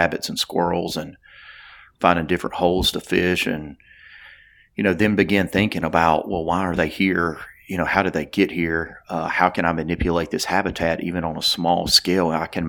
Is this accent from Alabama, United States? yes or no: yes; Theodore, Alabama, United States; I am from South Alabama, a town called Theodore, Alabama. I'm super proud of where I'm from.